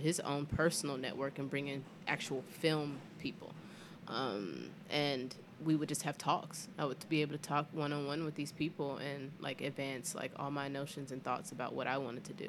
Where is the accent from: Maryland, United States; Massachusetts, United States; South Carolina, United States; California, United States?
South Carolina, United States; Greenville; also born or lived in Atlanta, Georgia; now in Philadelphia, United States; I'm originally from Greenville, South Carolina